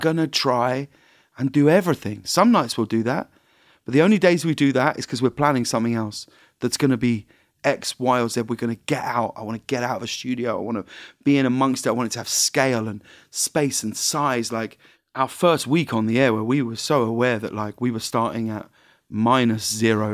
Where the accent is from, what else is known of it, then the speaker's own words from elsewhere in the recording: United Kingdom; I'm British